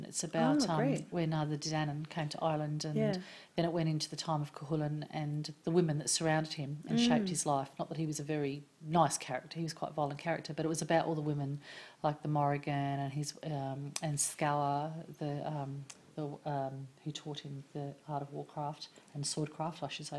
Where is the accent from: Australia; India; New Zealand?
Australia; Tasmania; also born or lived in Alice Springs / New South Wales / United Kingdom; I was born in Tasmania.